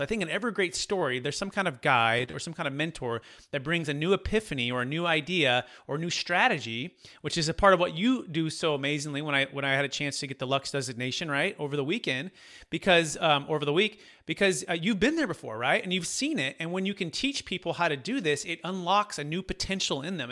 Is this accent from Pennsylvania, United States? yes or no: no; Bay Area, California, United States; growing up in the Bay Area